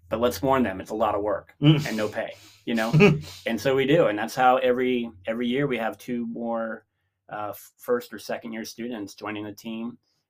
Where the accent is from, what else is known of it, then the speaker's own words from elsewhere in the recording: Miami, Florida, United States; now in Kentucky, United States; I'm from Miami.